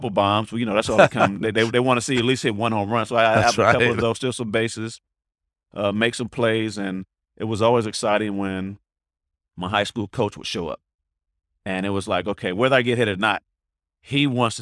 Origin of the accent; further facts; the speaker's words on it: the Bay Area, California, United States; I'm from the Bay